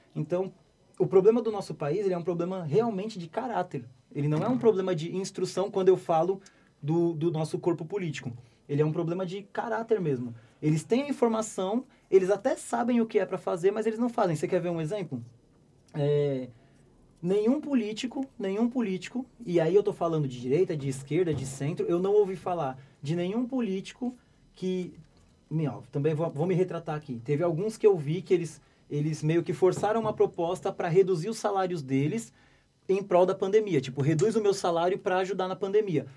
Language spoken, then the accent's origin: Portuguese; Brazil